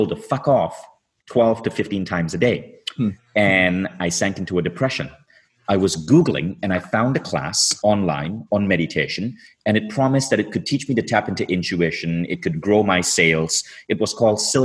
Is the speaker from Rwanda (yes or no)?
no; Malaysia; moved away as an adult; also born or lived in Michigan; I was growing up in Malaysia